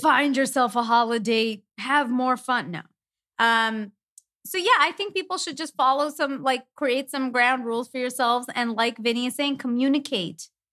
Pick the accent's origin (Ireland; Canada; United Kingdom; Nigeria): Canada; moved away; we're from Canada